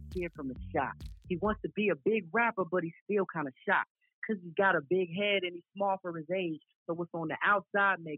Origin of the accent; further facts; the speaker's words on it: Chicago, Illinois, United States; I'm from Chicago